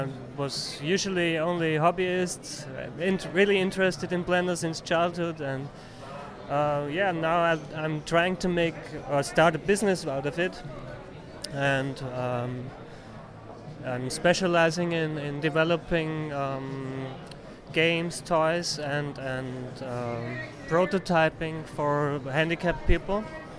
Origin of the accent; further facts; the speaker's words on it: Vienna, Austria; from Austria, Vienna.